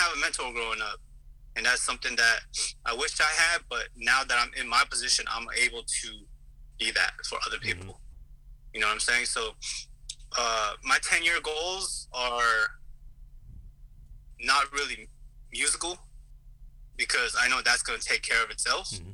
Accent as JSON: {"language": "English", "country": "United States", "tie": "born or raised there", "also_born_or_lived": "South Korea", "lives_now": "Los Angeles, United States", "said": "I was born there, but I grew up in the States"}